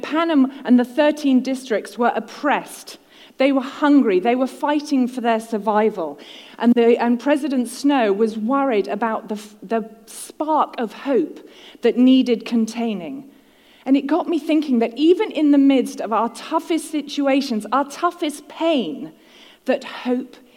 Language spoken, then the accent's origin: English; United Kingdom; now in United States; I'm a Brit in the USA